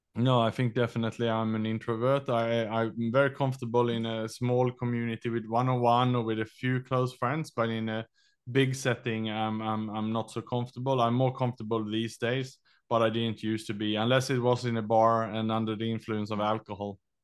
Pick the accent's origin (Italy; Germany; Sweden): Sweden; English is a second language; moved away as an adult; also born or lived in Australia / London / Vietnam; now in Southeast Asia; I was born in Sweden. I was educated in Australia, and then I lived and worked in Southeast Asia last twenty years.